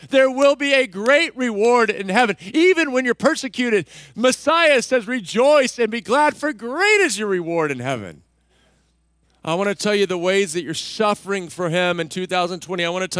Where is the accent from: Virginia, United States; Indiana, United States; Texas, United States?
Texas, United States; Remember, I grew up in Texas.